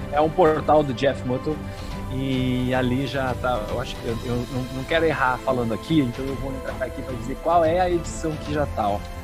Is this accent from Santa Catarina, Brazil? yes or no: yes; Blumenau, Santa Catarina, Brazil; aqui em Blumenau, na minha cidade